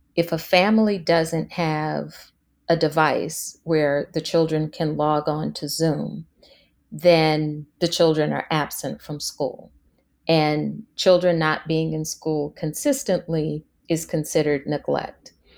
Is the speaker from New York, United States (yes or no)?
no; Washington, District of Columbia, United States; in high school, growing up in Washington, D C